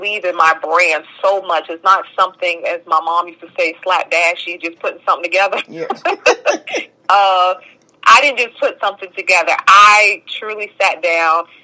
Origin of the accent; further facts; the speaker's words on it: New Jersey, United States; moved away as an adult; also born or lived in Bronx, New York / New Orleans, Louisiana; now in Atlanta, United States; I moved to Jersey